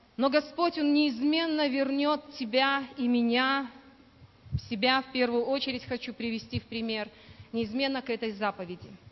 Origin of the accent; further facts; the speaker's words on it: Belarus; moved away as an adult; now in Buryatia, Russia; я сама родом из Белоруссии